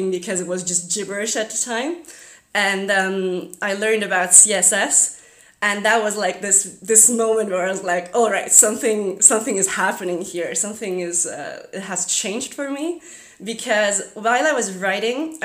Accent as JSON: {"language": "English", "region": "Zurich", "country": "Switzerland", "first_language": "German", "second_language": "English", "said": "I'm from Zurich, Switzerland."}